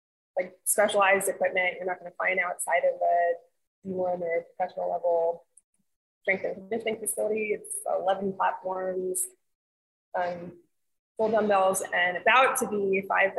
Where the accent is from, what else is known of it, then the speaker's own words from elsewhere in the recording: New York City, New York, United States; moved away as an adult; now in Florida, United States; I'm from New York City. I was born and raised there. I came here for school in 99